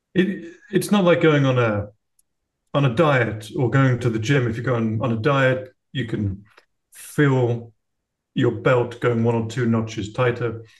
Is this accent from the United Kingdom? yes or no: yes; United Kingdom; now in Florida, United States; I live in uh, Florida now. I'm British originally, but have ended up in Florida